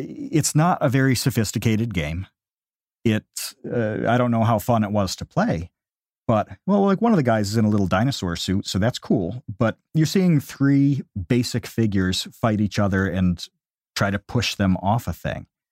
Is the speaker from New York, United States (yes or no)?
yes; New York, United States; we're both from New York